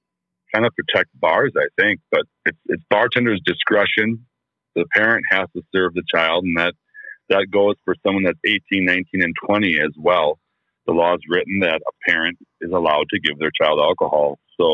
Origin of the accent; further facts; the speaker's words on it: on the Minnesota border, Wisconsin, United States; I grew up on the Minnesota border